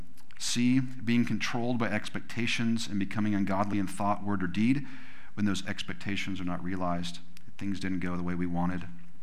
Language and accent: English; California, United States; You know, we came from California, which we thought we were gonna be able to afford a home when we were 50s or 60s or something like that.